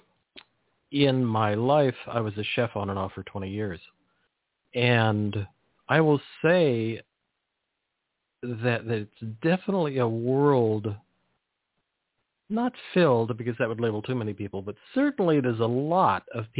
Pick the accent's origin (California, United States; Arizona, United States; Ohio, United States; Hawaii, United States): California, United States; Monterey Peninsula; as a kid, I grew up in the Monterey Peninsula in agricultural area